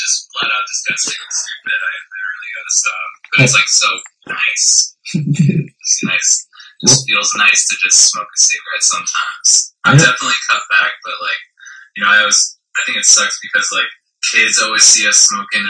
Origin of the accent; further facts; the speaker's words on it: San Jose, California, United States; moved away as an adult; also born or lived in Taiwan (ancestry); now in Los Angeles, United States; I'm from San Jose. I'm from Northern California.